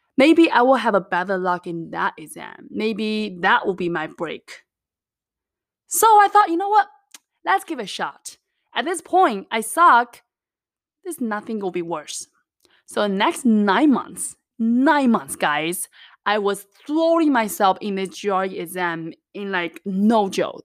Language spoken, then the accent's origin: English; China; English is a second language; moved away; I was actually born and raised in the little mountain town in China